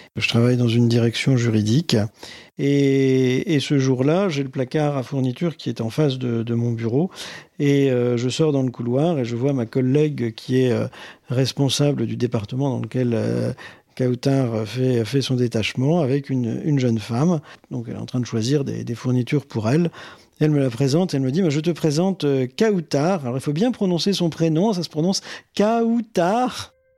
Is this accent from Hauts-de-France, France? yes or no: yes; Boulogne-sur-Mer, Hauts-de-France, France; J'ai grandi dans le Pas-de-Calais, à Boulogne-sur-Mer